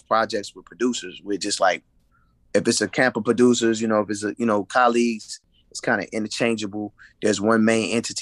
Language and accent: English; D.C. area, Maryland, United States; also born or lived in New Jersey / Atlanta; I'm originally from Jersey, but I grew up in the Maryland, D.C. area, known as the DMV.